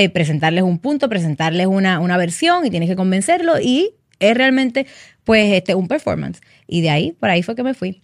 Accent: Carolina, Puerto Rico; soy nacida aquí, criada en Puerto Rico. Eh, Carolina, en Carolina fue que, bueno, en Carolina vivía

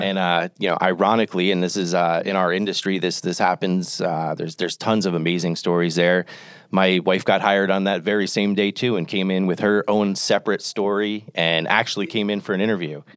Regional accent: Toms River, New Jersey, United States; moved away as an adult; I grew up in New Jersey, though. Uh, I, for the, you know, first twenty years of my life, Tom's River, New Jersey, Jersey Shore.

